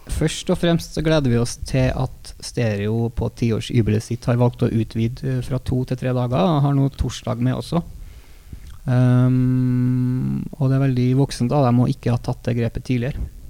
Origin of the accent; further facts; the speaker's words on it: Trøndelag, Norway; vi er trøndere